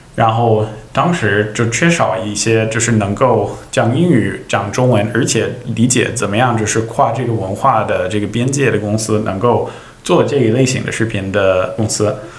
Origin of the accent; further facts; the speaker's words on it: Silicon Valley, California, United States; moved away as an adult; now in China; 关于我的家乡，以及就是硅谷是怎么样